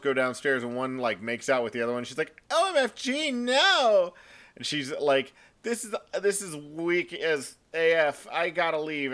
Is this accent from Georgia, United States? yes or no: no; Texas, United States; we're Texan